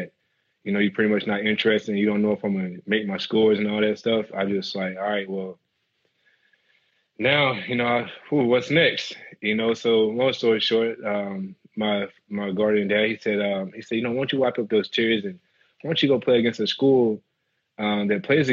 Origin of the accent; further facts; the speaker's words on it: Brewston, Tennessee, United States; moved away as an adult; growing up in Tennessee